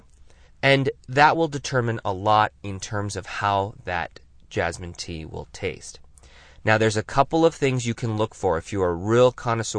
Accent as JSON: {"language": "English", "town": "Tucson", "region": "Arizona", "country": "United States", "tie": "born or raised there", "said": "here in my hometown of Tucson, Arizona"}